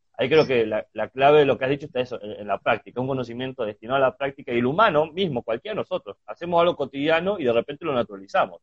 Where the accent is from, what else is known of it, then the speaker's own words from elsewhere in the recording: Chubut, Argentina; moved away; Yo que nací en Chubut, en el sur del país